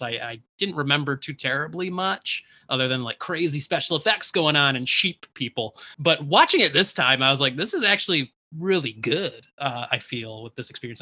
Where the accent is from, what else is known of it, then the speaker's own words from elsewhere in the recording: Detroit, Michigan, United States; we're just repping hometown, a hometown